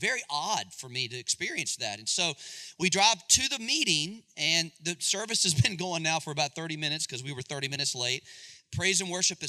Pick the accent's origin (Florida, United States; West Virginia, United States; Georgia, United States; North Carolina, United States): North Carolina, United States; Charlotte; I'm from Charlotte